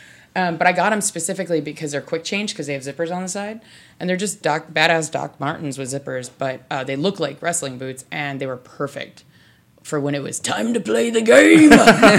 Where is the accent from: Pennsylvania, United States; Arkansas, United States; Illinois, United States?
Illinois, United States; Chicago; I'm from Chicago